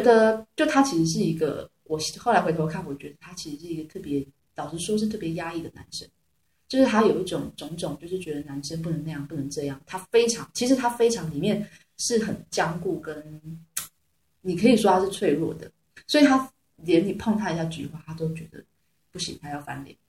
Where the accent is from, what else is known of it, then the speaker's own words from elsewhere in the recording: Taiwan; accent: Taiwanese; also born or lived in Beijing; 我是来自台湾的实验女王